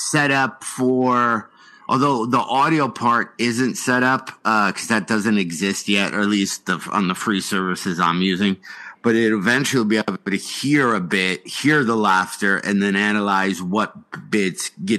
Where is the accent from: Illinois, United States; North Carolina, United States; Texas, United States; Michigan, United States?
North Carolina, United States; Hickory; My dad did that once when I was growing up in Hickory.